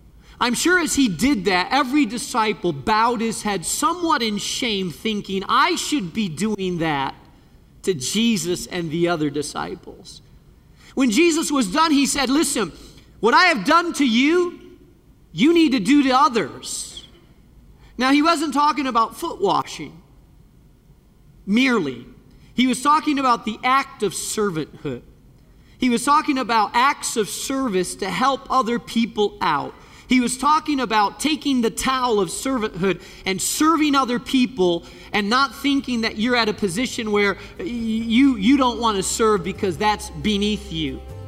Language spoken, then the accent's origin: English; Spain; Years ago, I was just a kid, and there was a fellow that was walking across Spain. I grew up in Spain, and he was walking.